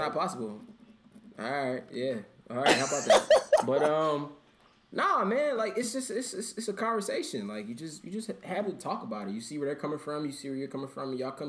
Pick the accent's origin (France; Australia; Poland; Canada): Canada; I'm from Canada with Stan.